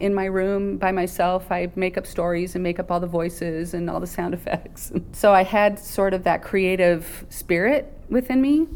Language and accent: English; San Bernardino, California, United States; also born or lived in Barstow, California; I grew up in San Bernardino, born in Barstow, so I'm a desert rat.